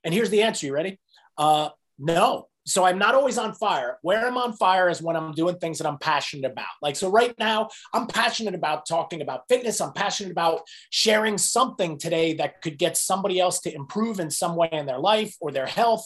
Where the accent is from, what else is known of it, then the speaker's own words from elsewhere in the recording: New Jersey, United States; moved away as an adult; also born or lived in South Carolina; I was born in New Jersey, grew up in New Jersey